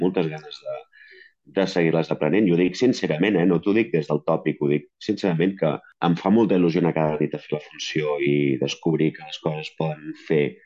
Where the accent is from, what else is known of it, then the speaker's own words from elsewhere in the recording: a town half an hour from Barcelona, Catalonia, Spain; m'he anat a viure al meu poble, que estic a mitja hora de Barcelona, que és el poble on vaig néixer